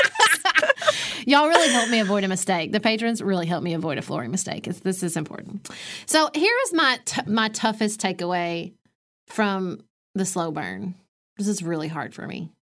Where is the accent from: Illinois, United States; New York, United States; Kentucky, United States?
Kentucky, United States; I am a ninth generation Kentuckian.